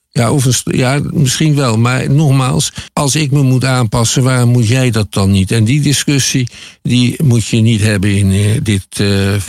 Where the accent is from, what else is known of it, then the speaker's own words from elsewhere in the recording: Netherlands; als Nederlander, als witte Nederlander